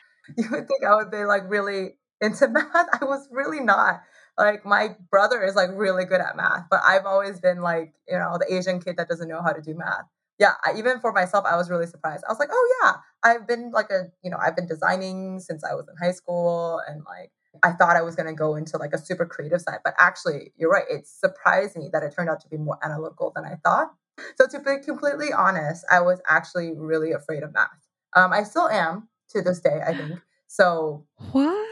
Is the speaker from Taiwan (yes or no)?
yes; Taipei, Taiwan; moved away as an adult; also born or lived in Ithaca, New York / New York City; So I was born in Taiwan. I grew up in Taiwan